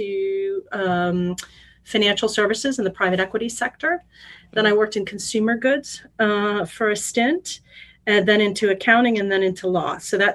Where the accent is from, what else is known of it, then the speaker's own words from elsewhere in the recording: St. Louis, Missouri, United States; moved away as an adult; also born or lived in France; I'm a Midwesterner, so grew up in St. Louis, Missouri, one of five kids.